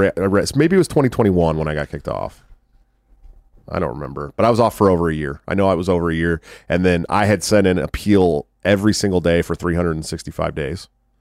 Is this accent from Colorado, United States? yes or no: no; California, United States; I'm from California. It'd be a $20 million, easy $20 million deal where I'm from.